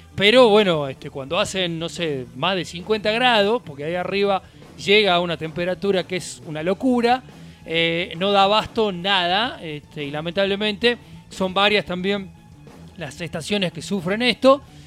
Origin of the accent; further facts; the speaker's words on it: Argentina; somos, somos argentinos